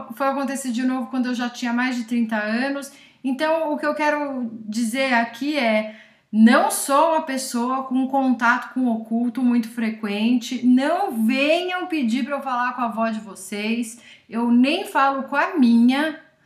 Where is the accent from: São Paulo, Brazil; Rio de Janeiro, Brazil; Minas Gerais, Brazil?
São Paulo, Brazil; São Roque; São Roque, que é a cidade onde eu cresci